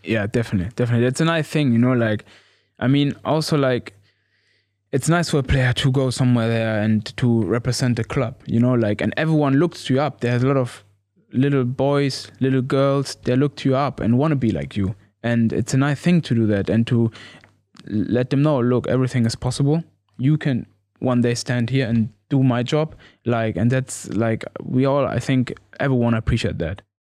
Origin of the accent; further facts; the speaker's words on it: Gütersloh, North Rhine-Westphalia, Germany; English is a second language; moved away as an adult; also born or lived in Cuba; now in Norwich, United Kingdom; I'm from Gütersloh.